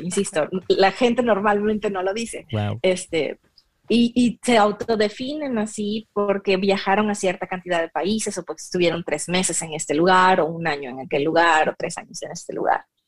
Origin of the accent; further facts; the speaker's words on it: Michoacán, Mexico; first language Spanish; la de yo en Michoacán adorando al Señor en mi iglesia presbiteriana